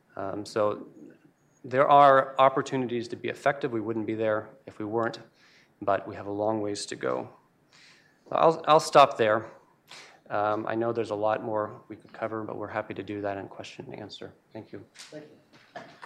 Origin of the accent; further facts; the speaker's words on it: United States; who I am as an American